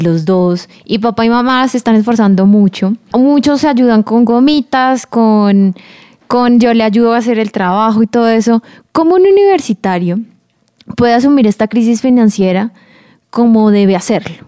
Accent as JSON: {"language": "Spanish", "country": "Colombia", "said": "Como colombianos"}